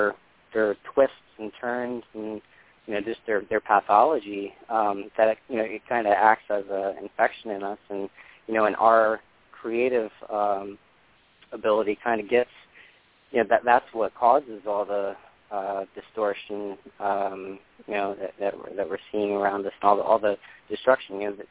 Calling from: New York, United States; Hi, everybody. This is … calling from New York.

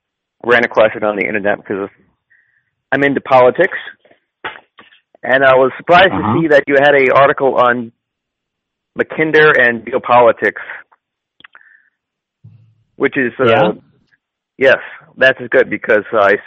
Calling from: Los Angeles, California, United States; I'm calling from Los Angeles.

